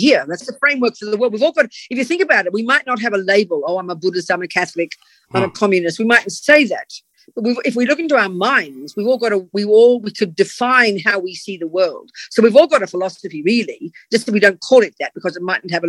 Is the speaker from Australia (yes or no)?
yes; Australia; moved away; also born or lived in London, United Kingdom; I'm Australian, as you can hear